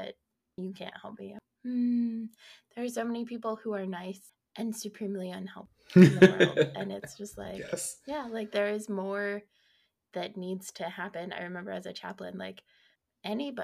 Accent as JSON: {"language": "English", "region": "Colorado", "country": "United States", "said": "I'm from Colorado"}